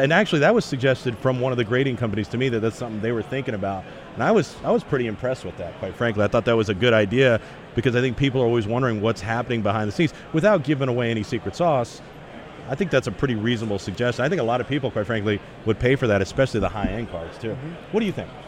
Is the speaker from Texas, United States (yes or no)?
yes; Dallas, Texas, United States; I grew up in Dallas